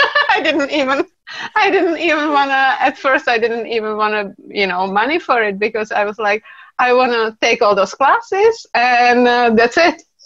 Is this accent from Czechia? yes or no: yes; Czechia; I come from Czech Republic